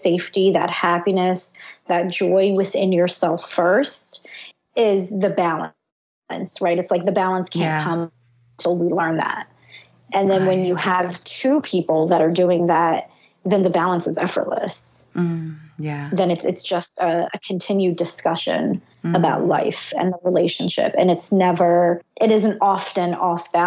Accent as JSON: {"language": "English", "country": "Israel", "tie": "born or raised there", "said": "I was born in Israel during a war"}